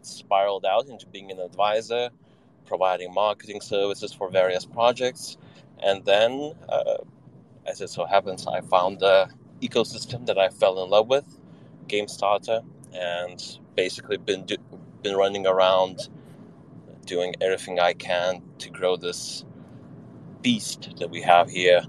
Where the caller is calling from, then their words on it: Vilnius, Vilnius County, Lithuania; So currently dialing in from cloudy Vilnius, Lithuania.